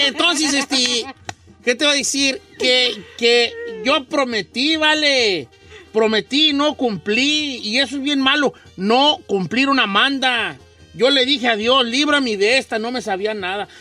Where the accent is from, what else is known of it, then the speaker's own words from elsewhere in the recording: Guadalajara, Jalisco, Mexico; yo soy de Guadalajara